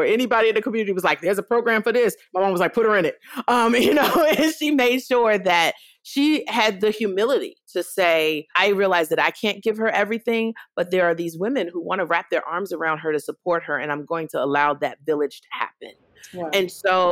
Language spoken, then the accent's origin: English; Washington, District of Columbia, United States; I grew up in Washington, D.C. in the 80s